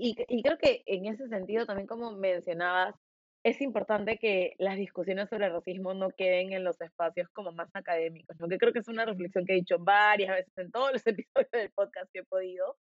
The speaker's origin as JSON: {"language": "Spanish", "region": "Lima", "country": "Peru", "accent": "limeño", "said": "tengo mi acento bien limeño"}